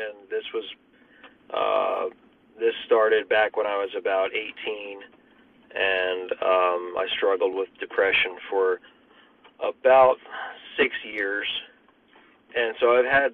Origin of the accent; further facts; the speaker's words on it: Pennsylvania, United States; moved away; also born or lived in Texas; I'm originally from Pennsylvania. And we moved back up here about 7 years ago